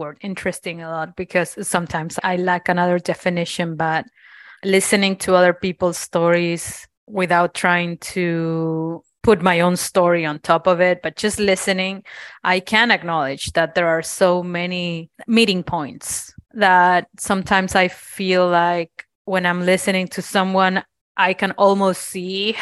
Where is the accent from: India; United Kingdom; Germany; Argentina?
Argentina; now in Cincinnati, United States; I am from Argentina